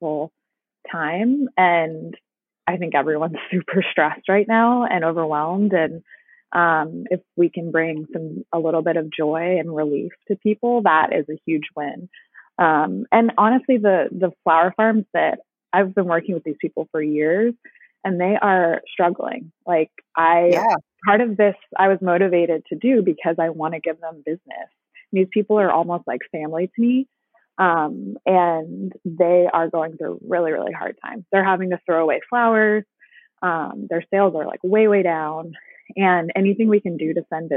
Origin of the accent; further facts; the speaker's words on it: Dallas, Texas, United States; now in Washington, D.C., United States; I'm from Dallas originally